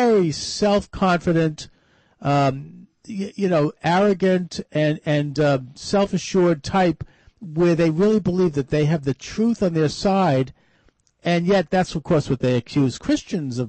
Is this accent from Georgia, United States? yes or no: no; Boston, Massachusetts, United States; my hometown of Boston